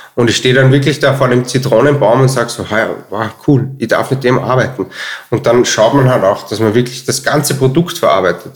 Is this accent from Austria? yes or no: yes; Altenmarkt im Pongau, Salzburg, Austria; moved away as an adult; now in Vienna, Austria; ich bin aufgewachsen in Altmarkt, Sachensee, also Altmarkt im Pongau, Pongau ähm, und im Hotel Schartner